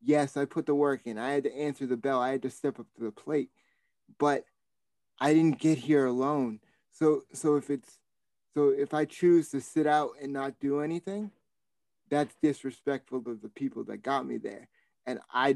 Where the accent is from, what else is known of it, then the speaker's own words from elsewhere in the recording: Boston, Massachusetts, United States; being a Bostonian